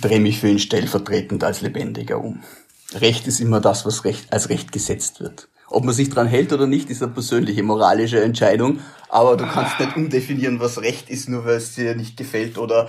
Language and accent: German; Vorarlberg, Austria; Ich stelle das als Vorarlberger